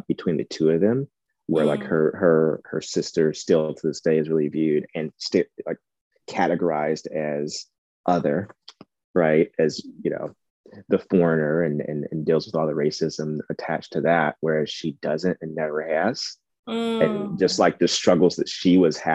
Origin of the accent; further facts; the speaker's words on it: Ohio, United States; now in Indiana, United States; I am from Ohio, and I now live in Indiana, which is basically Ohio